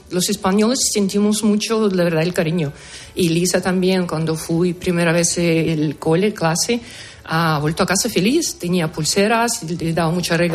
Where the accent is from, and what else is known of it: Ukraine; Spanish is a second language; now in Madrid, Spain